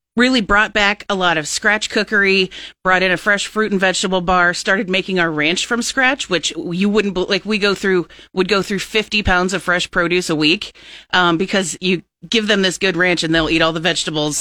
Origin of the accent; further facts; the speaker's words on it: Plattsmouth, Nebraska, United States; I've been a resident of Cass County my whole life. I grew up in Plattsmouth.